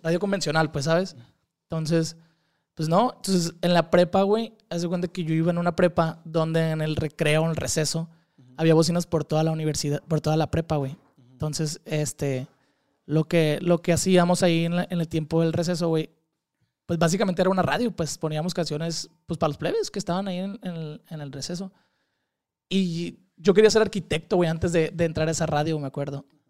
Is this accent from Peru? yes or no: no; Culiacán, Sinaloa, Mexico; soy de Culiacán, Sinaloa